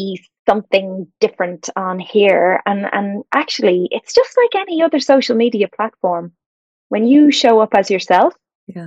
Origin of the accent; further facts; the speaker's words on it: Dublin, Leinster, Ireland; moved away as an adult; now in Chicago, United States; I live here in Chicago, even though I'm from Dublin